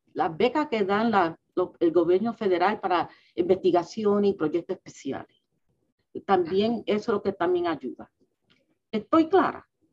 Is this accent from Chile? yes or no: no; New York City, New York, United States; now in Washington, D.C., United States; yo soy lo que se llama un New Yorker. Mis padres vinieron de Puerto Rico